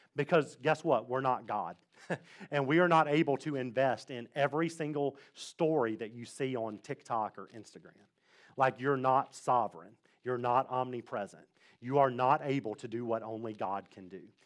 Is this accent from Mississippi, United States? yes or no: yes; Mississippi, United States; now in Fredericksburg, United States; I come from the South. I come from the great state of Mississippi.